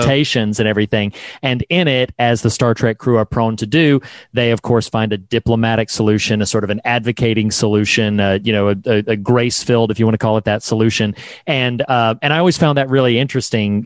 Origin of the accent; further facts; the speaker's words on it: North Carolina, United States; I'm from the South. I'm a North Carolina boy